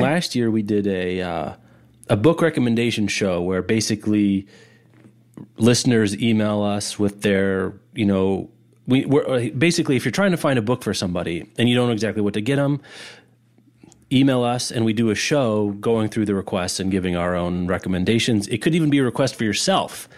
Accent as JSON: {"language": "English", "town": "Kansas City", "country": "United States", "said": "We're both from Kansas City or the Kansas City area"}